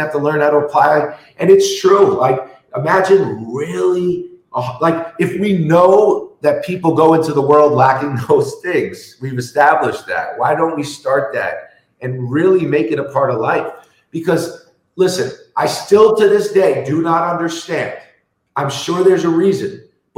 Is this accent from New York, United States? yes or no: yes; New York City, New York, United States; I grew up in New York City in the 80s and 90s